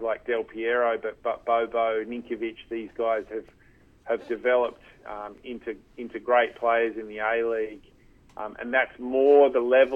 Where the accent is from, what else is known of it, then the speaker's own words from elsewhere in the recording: Canberra, Australian Capital Territory, Australia; also born or lived in London; I grew up in Canberra